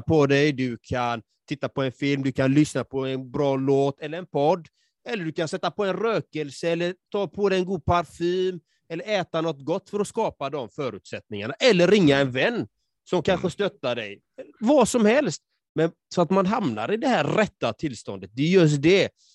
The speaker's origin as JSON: {"language": "Swedish", "country": "Sweden", "tie": "born or raised there"}